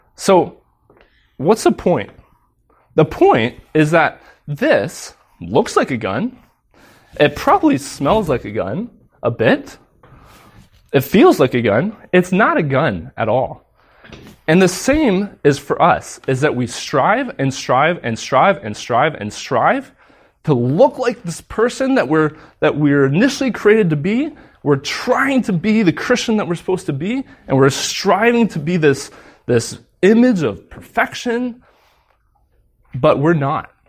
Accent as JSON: {"language": "English", "country": "United States", "moved": "yes", "said": "I'm American"}